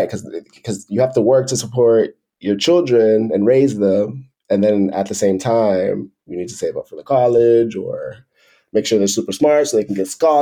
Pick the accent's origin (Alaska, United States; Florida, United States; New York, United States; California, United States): New York, United States; New York City; moved away as an adult; also born or lived in Miami; now in Spain; So I was born in the New York City area. My parents came as immigrants from the Dominican Republic.